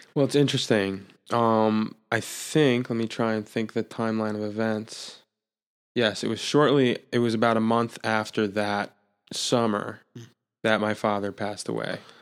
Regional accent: Jeffersonville, New York, United States; also born or lived in Brooklyn, New York; I was born in Brooklyn, born in Brooklyn, New York. My parents moved upstate when I was an infant, six months

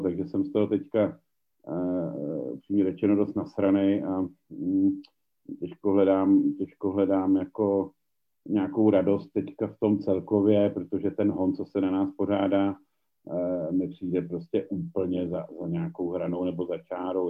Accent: Czechia; u nás v Čechách

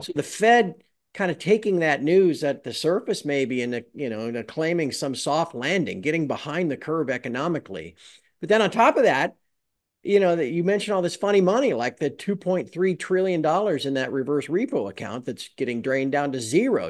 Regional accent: United States; I'm American

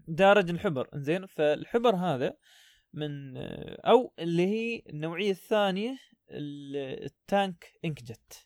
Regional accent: United Arab Emirates; عندنا في الإمارات

